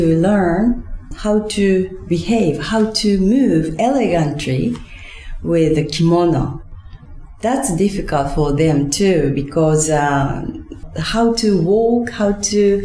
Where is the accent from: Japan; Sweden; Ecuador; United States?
Japan; Osaka; I was born in Osaka.